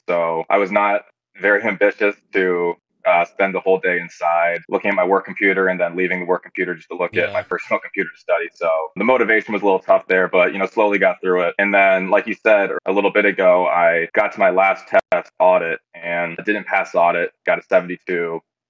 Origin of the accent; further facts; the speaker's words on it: Cedar Rapids, Iowa, United States; Cedar Rapids, Iowa. So not too far away, about a 4-hour drive. And then I attended University of Iowa.